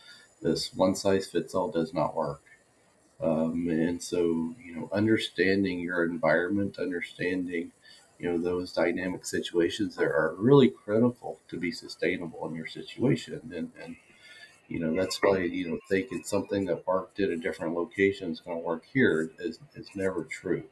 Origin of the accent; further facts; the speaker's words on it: Oklahoma, United States; moved away as an adult; also born or lived in New Mexico / Montana / Tennessee / Nebraska; I grew up in Oklahoma on a small cow-calf